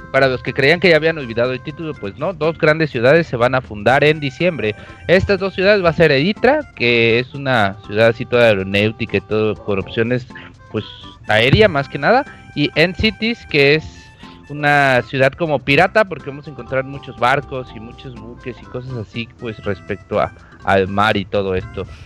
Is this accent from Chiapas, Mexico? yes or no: yes; Chiapas, Mexico; Lo curioso que yo soy de, México, de Chiapas